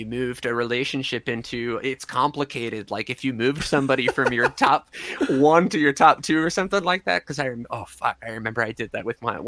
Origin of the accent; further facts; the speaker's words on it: Long Island, New York, United States; now in Salt Lake City, United States; I grew up on Long Island